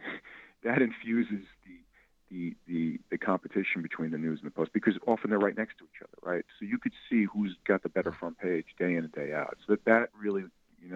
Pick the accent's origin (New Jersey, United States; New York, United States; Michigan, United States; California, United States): New York, United States; New York City; I'm a kid from Staten Island